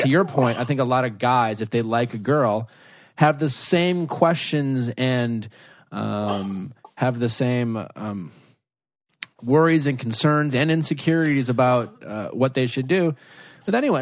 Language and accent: English; Milwaukee, Wisconsin, United States; growing up in Milwaukee